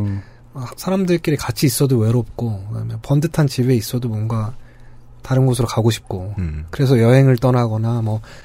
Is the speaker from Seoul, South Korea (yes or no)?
yes; Seoul, South Korea; 저희가 나고 자란 도시이기도 하지만